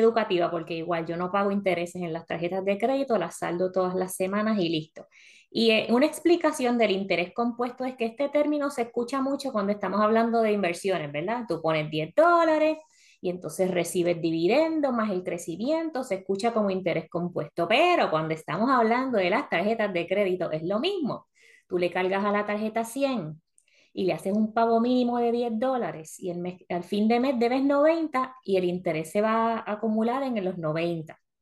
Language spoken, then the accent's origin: Spanish; Puerto Rico; moved away as an adult; now in Florida, United States; venimos de Puerto Rico que tenemos Plaza Carolina, Plaza Las Américas, para nosotras que somos del área metropolitana